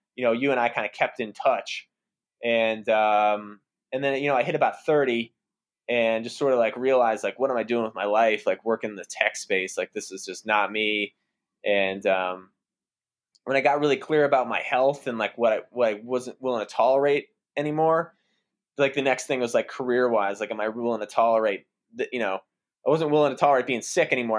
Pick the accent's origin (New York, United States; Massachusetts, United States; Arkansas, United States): Massachusetts, United States; outside the Boston area; So, I grew up in Massachusetts, uh, outside the Boston area